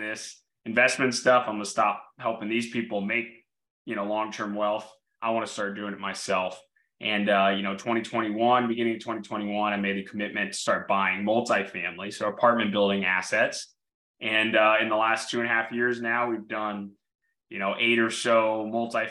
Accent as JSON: {"language": "English", "town": "Orlando", "region": "Florida", "country": "United States", "tie": "born or raised there", "said": "I grew up in Orlando"}